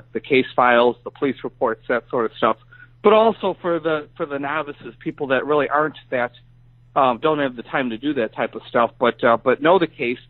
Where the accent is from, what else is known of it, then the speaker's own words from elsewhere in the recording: Joliet, Illinois, United States; also born or lived in Wisconsin; came back to Illinois and took a new job in online journalism back in my hometown area of Joliet.